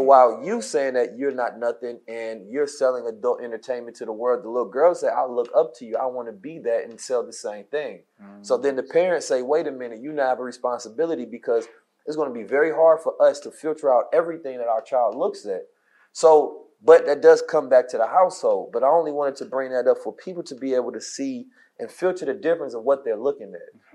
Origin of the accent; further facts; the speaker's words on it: Oakland, California, United States; I was growing up in Oakland